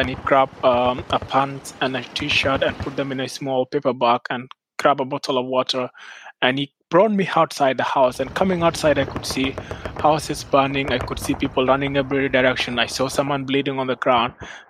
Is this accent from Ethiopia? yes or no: yes; Ethiopia; moved away; my father fled South Sudan in the 1970s during the first Sudanese civil war. I was born and raised in Ethiopia, where he settled after fleeing the war. I've never had a chance to go to South Sudan, which is my home country.